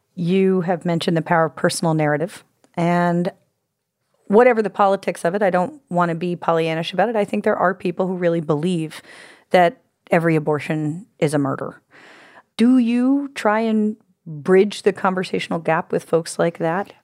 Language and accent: English; United States; as an American woman